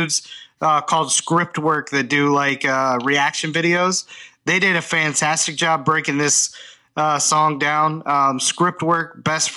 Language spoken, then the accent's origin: English; the Bible Belt, United States; I grew up in the Bible Belt